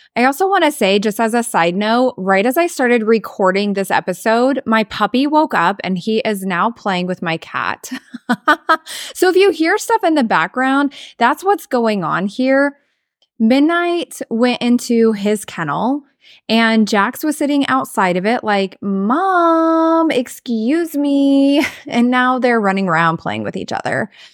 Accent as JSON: {"language": "English", "region": "Southwest Iowa", "country": "United States", "tie": "born or raised there", "also_born_or_lived": "Florida / Idaho / Arizona / Missouri", "moved": "as an adult", "lives_now": "South Dakota, United States", "said": "we grew up in Southwest Iowa"}